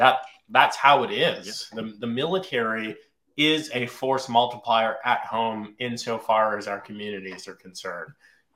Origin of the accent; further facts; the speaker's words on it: Virginia, United States; also born or lived in Long Island, New York; I'm technically a New Yorker. Don't hold that against me. I was born in Long Island, but I was raised in Virginia elementary school all the way through college.